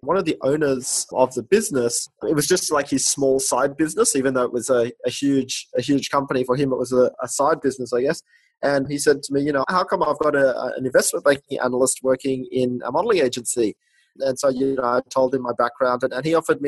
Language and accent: English; Australia; I grew up in Australia, went to New South Wales University